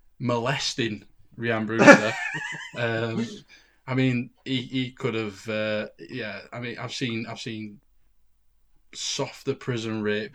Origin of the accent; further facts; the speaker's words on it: Sheffield, Yorkshire and the Humber, United Kingdom; we're all from Sheffield, we're Yorkshire, we're Northern, we're British, or English, we're British, we're European